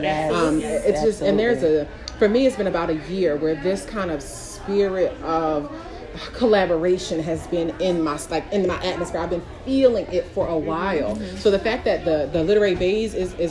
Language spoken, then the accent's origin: English; Philadelphia, Pennsylvania, United States; I'm from Philly, I'm a little hood